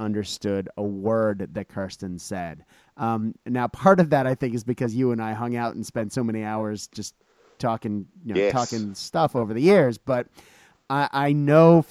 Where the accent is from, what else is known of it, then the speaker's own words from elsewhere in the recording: Boston, Massachusetts, United States; I grew up in Boston.